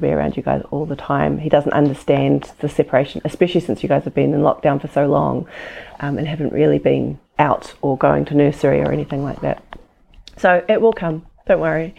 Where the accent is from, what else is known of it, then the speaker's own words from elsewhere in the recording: New Zealand; I'm from New Zealand